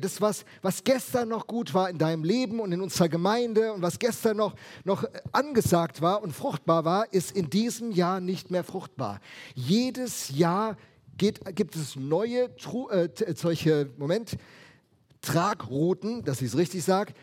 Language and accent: German; Rheinhessen, Rhineland-Palatinate, Germany; Ich komme ja aus Rheinhessen